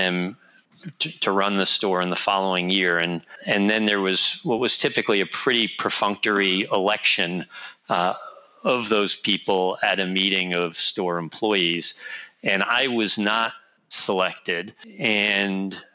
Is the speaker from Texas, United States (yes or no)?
no; New York City, New York, United States; I grew up on the Lower East Side in the city